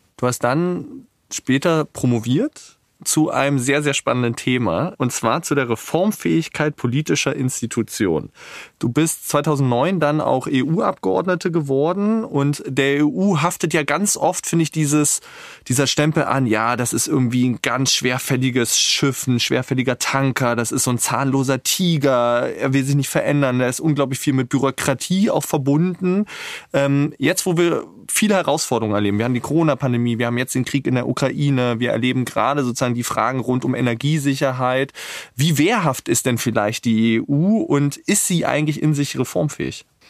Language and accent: German; Berlin, Germany; ich als ignoranter Berliner